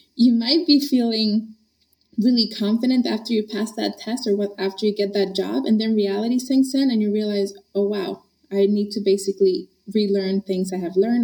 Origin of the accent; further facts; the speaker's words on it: Honduras; also born or lived in Boston area, United States; now in Boston, United States; I grew up in Honduras, Central